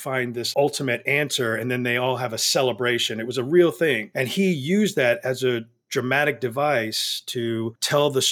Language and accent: English; Texas, United States; now in Los Angeles, United States; As a Texan